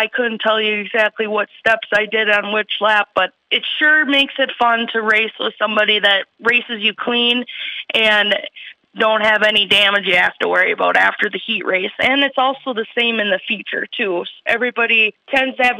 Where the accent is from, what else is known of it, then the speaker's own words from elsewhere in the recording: Chatfield, Minnesota, United States; also born or lived in Austin, Minnesota; I grew up in Chatfield all my life